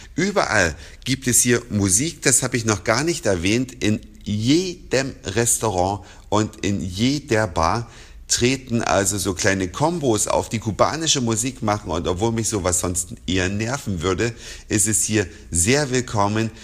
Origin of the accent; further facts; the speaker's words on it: Germany; bei uns in Deutschland